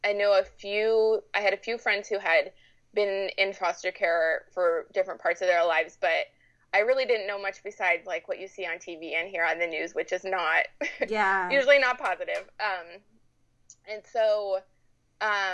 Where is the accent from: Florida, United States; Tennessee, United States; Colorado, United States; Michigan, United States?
Colorado, United States; Colorado Springs; moved away as an adult; now in Sacramento, United States; I grew up in Colorado Springs, Colorado, and was born and raised there my whole life